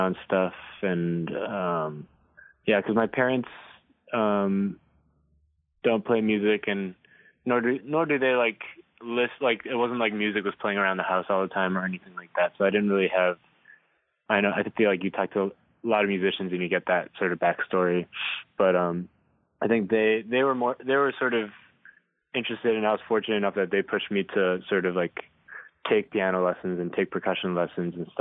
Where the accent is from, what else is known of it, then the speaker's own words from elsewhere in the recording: Hong Kong; moved away; growing up in Hong Kong